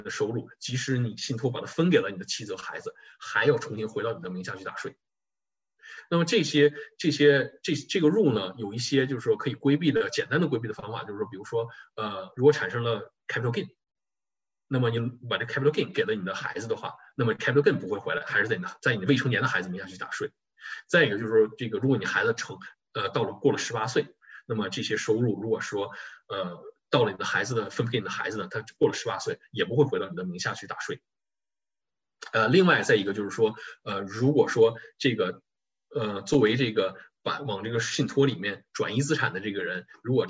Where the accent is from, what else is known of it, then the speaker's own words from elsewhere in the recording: China; 对于我们中国人来讲啊，尤其不光是中国人，就是亚裔啊